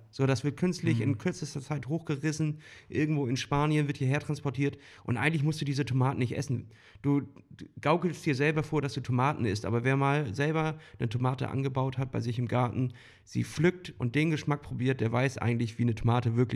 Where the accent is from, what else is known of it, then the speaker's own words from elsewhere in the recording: Northern Germany, Germany; Hallihallo oder wie man bei uns im Norden sagt, moin moin.